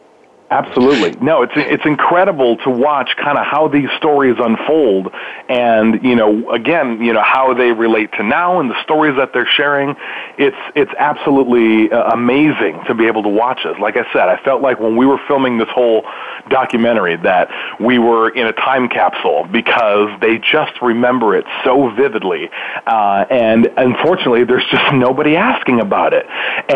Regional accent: Milwaukee, Wisconsin, United States; That's my hometown.

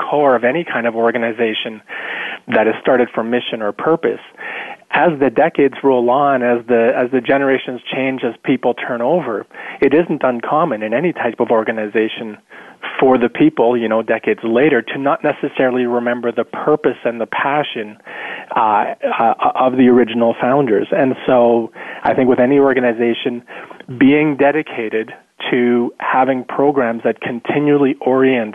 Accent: rural Manitoba, Canada; also born or lived in South America; I grew up in South America with parents who were involved in community work. And then I grew up in rural Manitoba

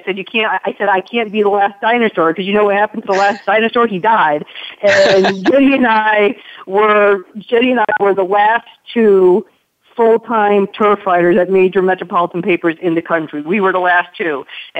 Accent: Connecticut, United States; now in Lexington, United States; I'm originally from Connecticut.

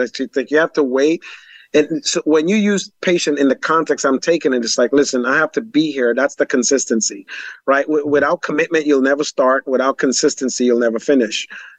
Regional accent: Jonestown, Guyana; born there; that all started in Guyana, South America. I was born in Jonestown

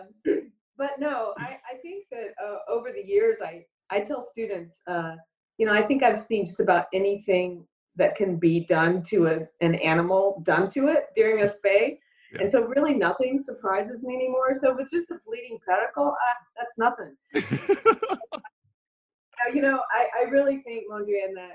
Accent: Orlando, Florida, United States; I grew up in Orlando

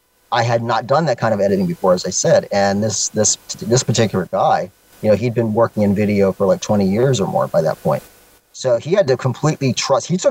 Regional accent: Florida, United States; moved away; I'm a Floridian by nature as a native

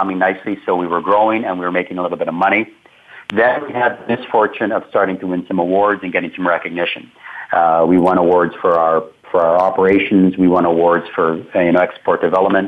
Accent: Canada; being a Canadian entrepreneur

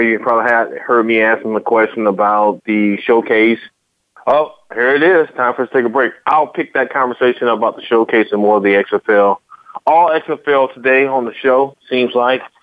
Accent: Virginia, United States; now in Texas, United States; I grew up in the Virginia area

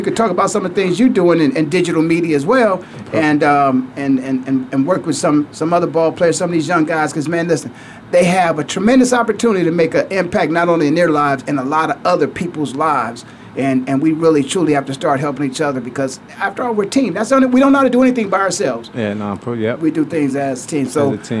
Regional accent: Canton, Ohio, United States; now in Phoenix, United States; in my hometown of Canton, Ohio, the Hall of Fame City.

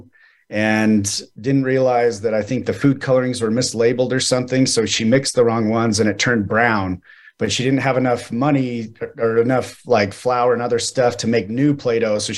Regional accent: Mesa, Arizona, United States; I was born in Mesa, Arizona

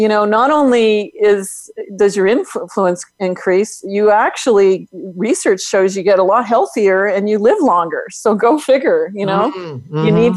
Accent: Northern Canada, Canada; I'm not only from Canada, I'm from Northern Canada

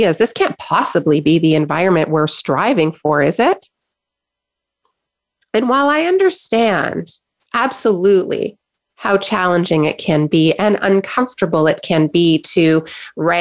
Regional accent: Canada; I'm in Canada, I'm a Canadian, and I know that we Canadians love to be nice and polite

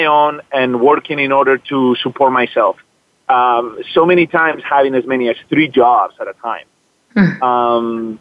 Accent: Zaragoza, Aragon, Spain; also born or lived in Madrid; now in United States; I was born in Madrid, but I grew up in a small town northeast called Zaragoza

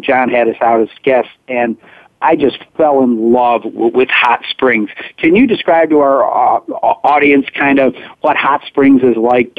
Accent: near Saratoga, New York, United States; I grew up kind of near Saratoga

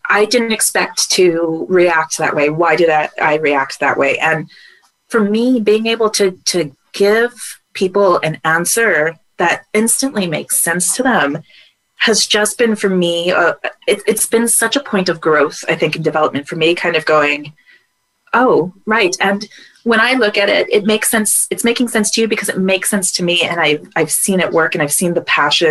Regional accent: United States; moved away; being an American abroad

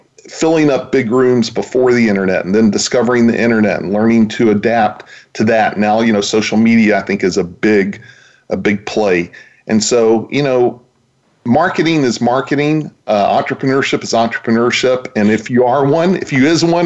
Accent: Vernon, Texas, United States; also born or lived in Dallas, Texas; I actually grew up in a small town in Texas, a town called Vernon, Texas

